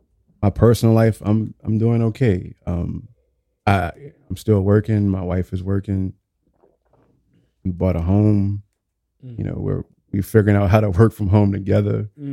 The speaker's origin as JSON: {"language": "English", "town": "New Orleans", "region": "Louisiana", "country": "United States", "tie": "born or raised there"}